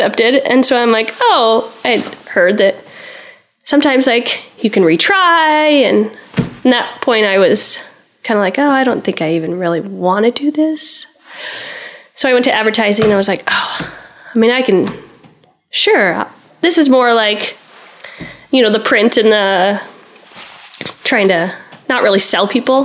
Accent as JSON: {"language": "English", "town": "Spencer", "region": "Iowa", "country": "United States", "tie": "born or raised there", "said": "when I was growing up in Spencer"}